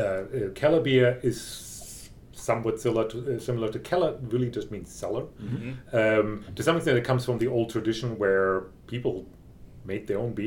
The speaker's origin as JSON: {"language": "English", "town": "Freiburg", "region": "Baden-Württemberg", "country": "Germany", "tie": "born or raised there", "said": "at least in my region, where I grew up in Freiburg, the region right around Freiburg. It's all a wine-growing region."}